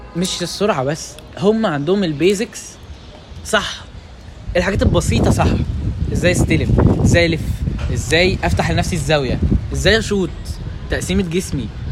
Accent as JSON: {"language": "Arabic", "country": "Egypt", "said": "عندنا في مصر"}